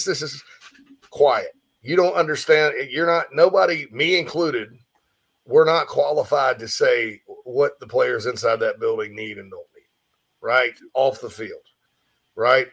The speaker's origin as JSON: {"language": "English", "town": "Spartanburg", "region": "South Carolina", "country": "United States", "tie": "born or raised there", "moved": "yes", "said": "my hometown of Spartanburg, Daniel Morgan Avenue"}